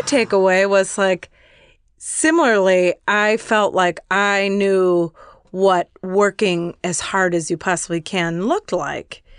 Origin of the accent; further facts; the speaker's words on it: Chicago, Illinois, United States; moved away; I'm from Chicago and when I was still living there